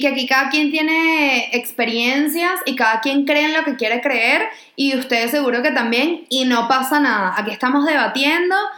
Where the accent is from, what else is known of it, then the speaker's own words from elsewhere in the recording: Venezuela; nuestras experiencias como niñas venezolanas criadas